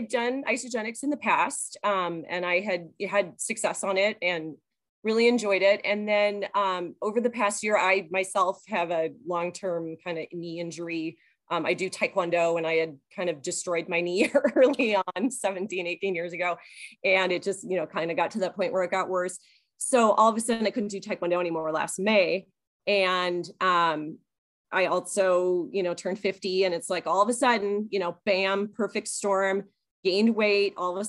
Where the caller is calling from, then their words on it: Kalispell, Montana, United States; I'm calling from Kalispell, Montana.